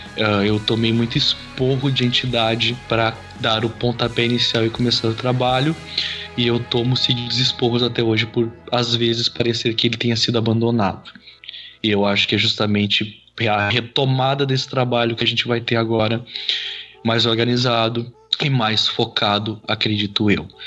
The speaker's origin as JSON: {"language": "Portuguese", "town": "Taquara", "region": "Rio Grande do Sul", "country": "Brazil", "tie": "born or raised there", "lives_now": "Três Coroas, Brazil", "said": "Eu sou natural de Taquara, no Rio Grande do Sul"}